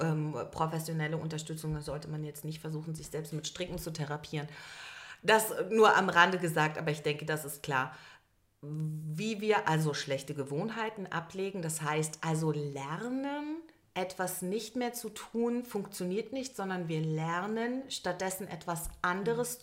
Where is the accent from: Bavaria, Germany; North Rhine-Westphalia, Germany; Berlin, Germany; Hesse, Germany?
Berlin, Germany; Ich bin gebürtige Berlinerin